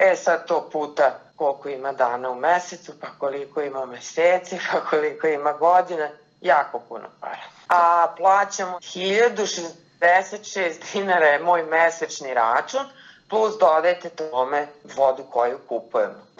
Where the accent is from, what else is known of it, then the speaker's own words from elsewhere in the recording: Zrenjanin, Vojvodina, Serbia; Kada odrastate u Zrenjaninu